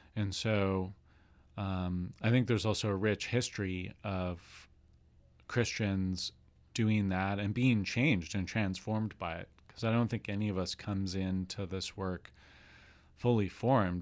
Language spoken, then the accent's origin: English; Swift Current, Saskatchewan, Canada; also born or lived in Montreal / Virginia; now in Victoria, Canada; I grew up on Treaty Four territory in southwestern Saskatchewan, town of Swift Current